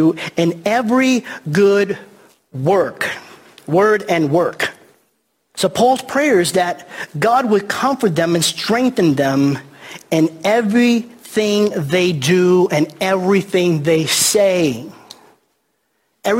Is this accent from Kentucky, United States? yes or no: no; New York City, New York, United States; I grew up in the Bronx in New York City, and we used to play stickball on the streets